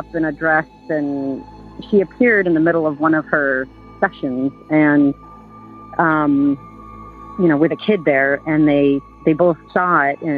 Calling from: Burlington, Vermont, United States; also born or lived in Boulder, Colorado; I'm calling from Burlington, Vermont.

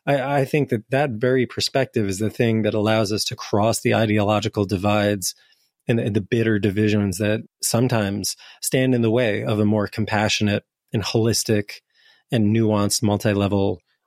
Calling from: Lisbon, Portugal; Well, I'm calling in from Portugal right now, in part because I'm interested in this question. So hello from Lisbon, where I'm really curious about decriminalization.

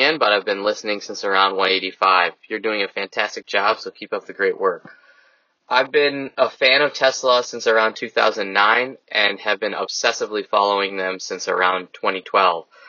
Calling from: Naperville, Illinois, United States; from Naperville calling

